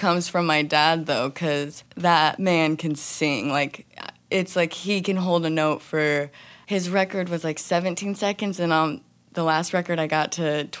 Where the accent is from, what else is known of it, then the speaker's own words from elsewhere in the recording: Independence, Missouri, United States; I grew up in Independence, Missouri. It's right outside of Kansas City.